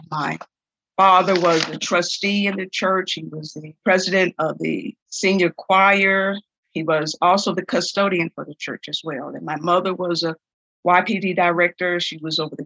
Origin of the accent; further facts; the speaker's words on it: Bessemer, Alabama, United States; born and raised in Bessemer, Alabama.